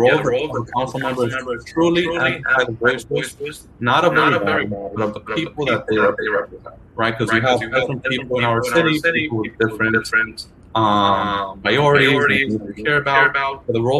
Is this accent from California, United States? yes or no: no; Bronx, New York, United States; I grew up in the Bronx, I know about our issues